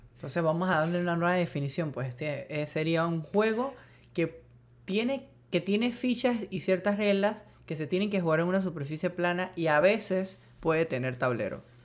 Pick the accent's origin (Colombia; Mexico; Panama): Panama; si soy panameño